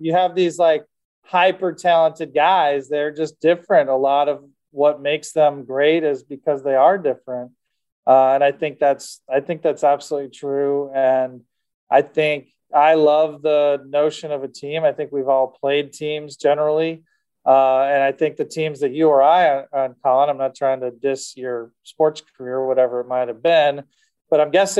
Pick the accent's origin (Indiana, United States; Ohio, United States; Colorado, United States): Ohio, United States; Cleveland; also born or lived in Boston; now in Philadelphia, United States; so I've been in Cleveland growing up, Boston. I was there for 4 years, and now Philadelphia.